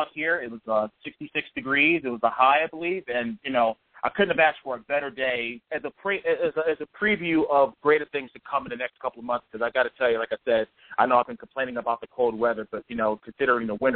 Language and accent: English; Northeast, United States; I grew up in the Northeast